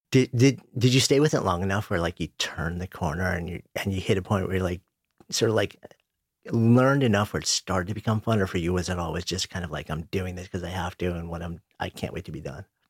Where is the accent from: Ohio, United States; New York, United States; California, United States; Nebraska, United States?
New York, United States; I'm a New Yorker, I grew up just outside of New York, I've been in the city for thirty years